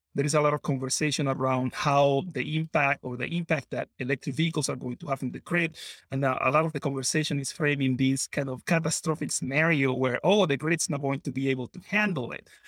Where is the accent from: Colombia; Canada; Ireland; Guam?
Colombia; moved away as an adult; now in Wisconsin, United States; I grew up in Colombia, moved to Wisconsin